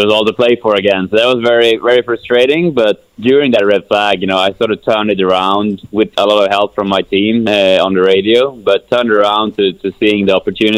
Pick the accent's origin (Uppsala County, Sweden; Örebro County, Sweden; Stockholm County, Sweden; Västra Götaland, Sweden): Örebro County, Sweden; Kumla; moved away; my hometown of Kumla, Sweden.